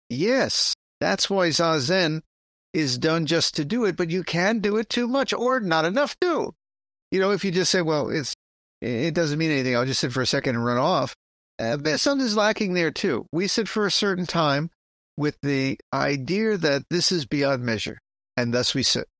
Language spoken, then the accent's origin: English; New York City, New York, United States; I'm from the Bronx. That's how we pronounce it.